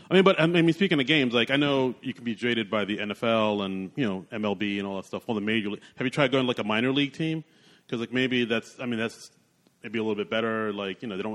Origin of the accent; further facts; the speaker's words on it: New York City, New York, United States; I grew up here in New York